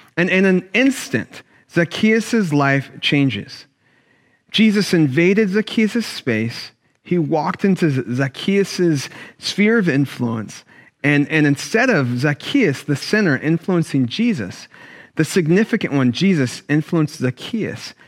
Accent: Sacramento, California, United States; Growing up in Sacramento, I went to a black church

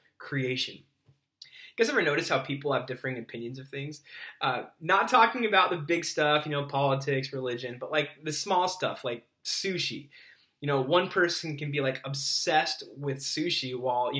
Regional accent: Southern California, United States; I grew up in Southern California, you know, started surfing at a young age

